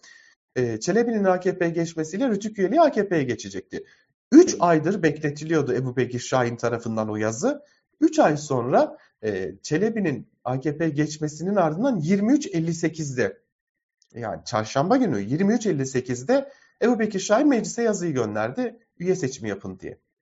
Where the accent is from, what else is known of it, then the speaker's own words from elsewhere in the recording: Diyarbakır, Diyarbakır Province, Turkey; moved away as an adult; ben Diyarbakır'da doğdum. Çok uzun yıllar Diyarbakır'da yaşadım. 28 ee, yaşında ayrıldım Diyarbakır'dan.